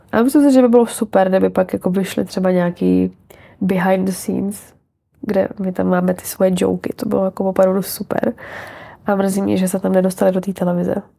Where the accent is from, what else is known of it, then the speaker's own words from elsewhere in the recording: Czechia; moved away as an adult; now in Prague, Czechia; já jsem z Hradce